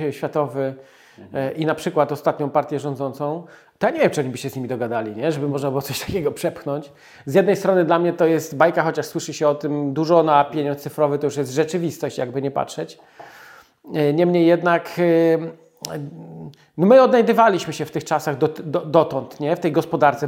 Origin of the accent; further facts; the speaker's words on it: small town near Radom, Masovian Voivodeship, Poland; Mieszkaliśmy w takiej niedużej miejscowości, 6 tysięcy mieszkańców pod Radomiem